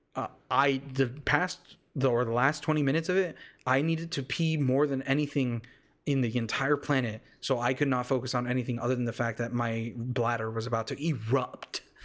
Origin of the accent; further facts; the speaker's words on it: United States; I literally am full-blood Mexican, but I was raised here in the States